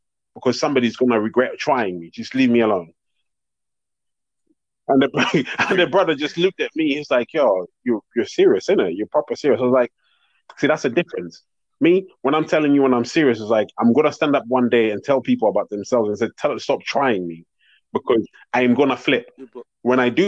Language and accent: English; South Africa; now in London, United Kingdom; I'm also South African, you know, like, I lived through fucking apartheid